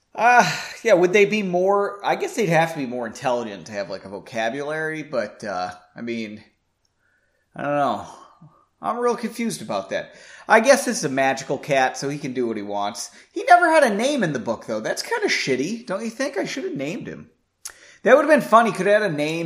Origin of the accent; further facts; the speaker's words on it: Massachusetts, United States; moved away; I'm from Massachusetts